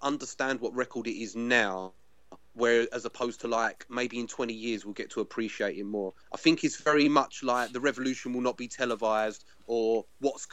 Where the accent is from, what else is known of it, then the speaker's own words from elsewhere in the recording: England, United Kingdom; I'm an English guy